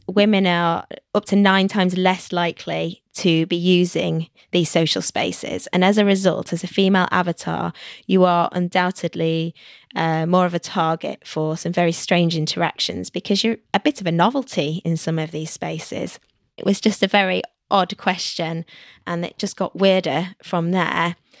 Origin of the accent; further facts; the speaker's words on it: London, United Kingdom; From London.